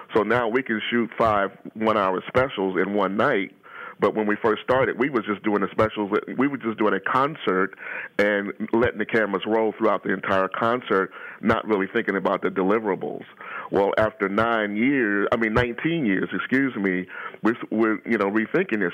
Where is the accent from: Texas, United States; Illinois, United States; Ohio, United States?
Ohio, United States; I'm a native Ohioan. I've been in Ohio practically all my life